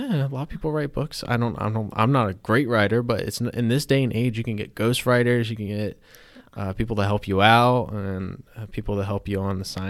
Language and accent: English; Wilmington, North Carolina, United States; also born or lived in New York City / Chattanooga; I'm from Wilmington, North Carolina originally. I've lived in like New York City, Chattanooga, Tennessee.